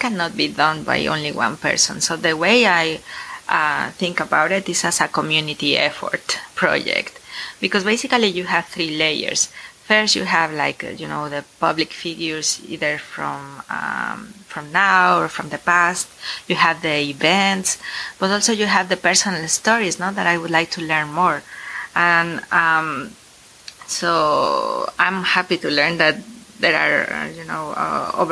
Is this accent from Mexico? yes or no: yes; Mexico City, Mexico; English is a second language; moved away as an adult; now in United States; growing up in Mexico City